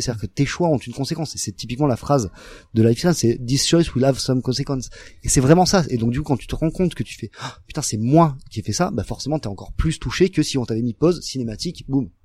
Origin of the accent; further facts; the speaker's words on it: France; nous en tant en tant que français